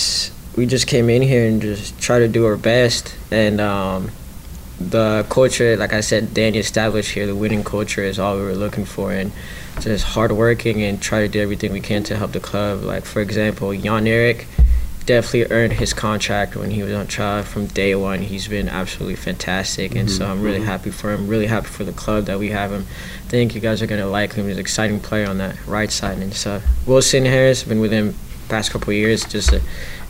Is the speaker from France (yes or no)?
yes; France; moved away; also born or lived in Paris; Growing up in France